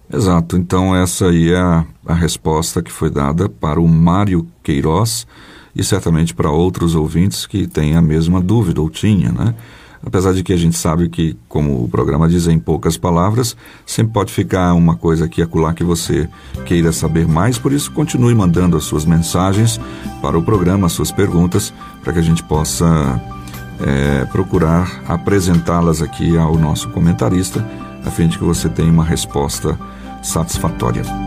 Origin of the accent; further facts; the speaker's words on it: Pirapora, Minas Gerais, Brazil; nasci em Pirapora, só que em Minas Gerais.